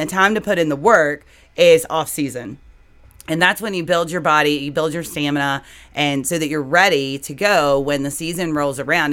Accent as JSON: {"language": "English", "country": "United States", "tie": "born or raised there", "said": "I grew up in Franklin County"}